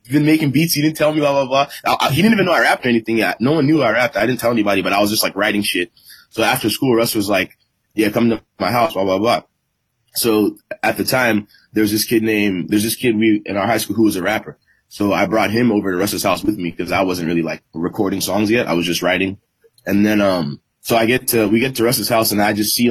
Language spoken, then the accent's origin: English; Atlanta, Georgia, United States; also born or lived in Los Angeles, United States / Nigeria (ancestry); I'm a Nigerian kid. I was born in L.A., grew up in Atlanta for, like, the last 20 years